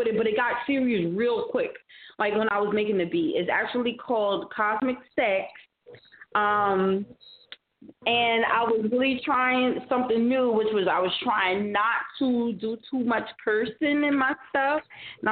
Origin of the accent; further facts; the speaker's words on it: New York, United States; I'm a New Yorker